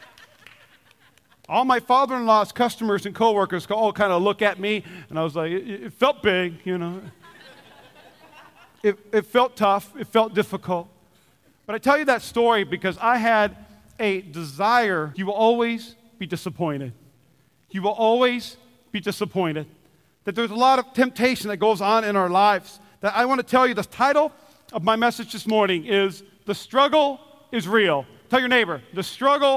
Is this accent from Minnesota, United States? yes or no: yes; Minnesota, United States; I'm from Minnesota